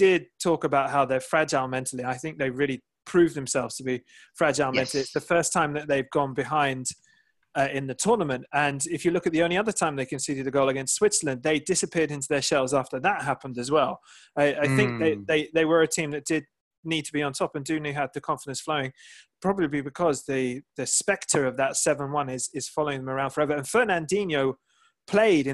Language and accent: English; England, United Kingdom; being English